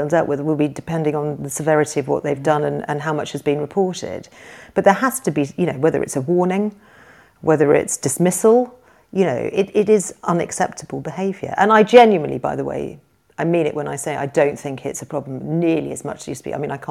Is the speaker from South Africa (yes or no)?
no; United Kingdom; as a British person